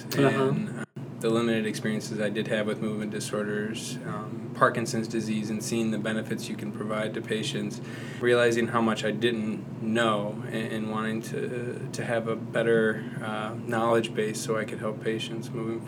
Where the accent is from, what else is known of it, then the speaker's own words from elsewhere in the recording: Michigan, United States; moved away as an adult; also born or lived in Wisconsin; now in Omaha, United States; one of the second-year fellows. I grew up in Michigan originally, did my residency in Wisconsin, and then came here in Omaha.